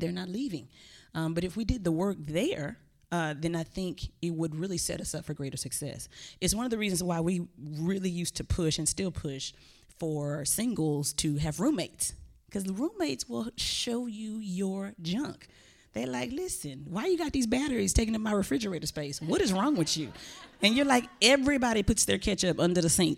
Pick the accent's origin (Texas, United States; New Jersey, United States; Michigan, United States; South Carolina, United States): Texas, United States; I'm from Texas